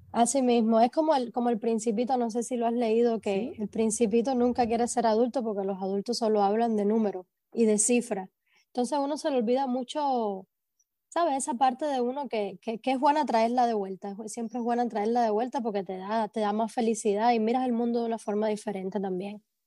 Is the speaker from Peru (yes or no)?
no; Cuba; first language Spanish; moved away as an adult; also born or lived in Ohio; now in Columbus, United States; yo soy muy orgullosa de ser cubana